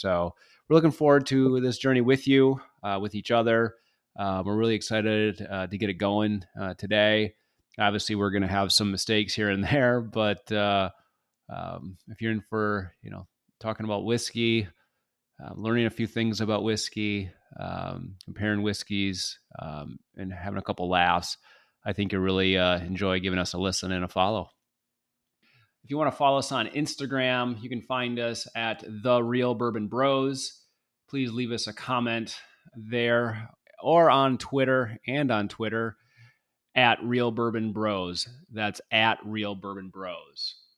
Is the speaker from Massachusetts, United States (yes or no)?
no; Michigan, United States; now in Florida, United States; I'm originally from Michigan